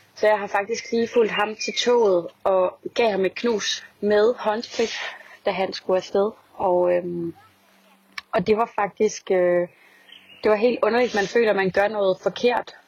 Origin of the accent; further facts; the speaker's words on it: Denmark; moved away as an adult; now in Paris, France; alle mine venner, i hvert fald der, der er derhjemme i Danmark